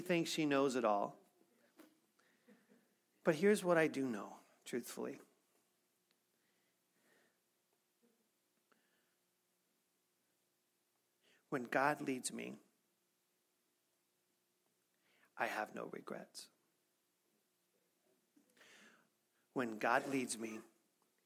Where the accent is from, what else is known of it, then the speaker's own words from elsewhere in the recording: Missouri, United States; I'm from Missouri